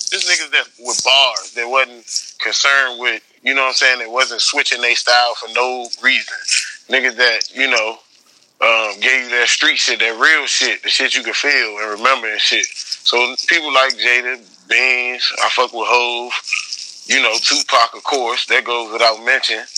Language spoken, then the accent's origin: English; Northern Virginia, United States; I'm from Virginia. Uh, I'm from like 20 minutes outside of DC and shit, Northern Virginia.